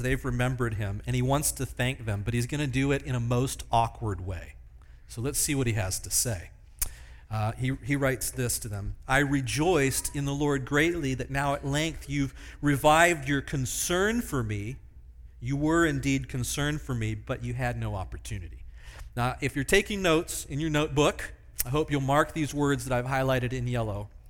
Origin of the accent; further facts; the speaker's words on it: Pennsylvania, United States; Small church that I grew up in in Pennsylvania